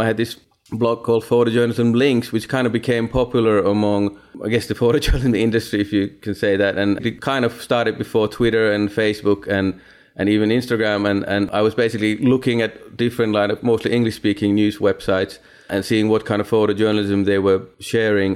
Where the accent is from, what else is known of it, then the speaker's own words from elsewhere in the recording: Eastern Finland, Finland; moved away as an adult; also born or lived in London / Hong Kong; now in New York, United States; I'm from originally from Finland, from a very small town in eastern Finland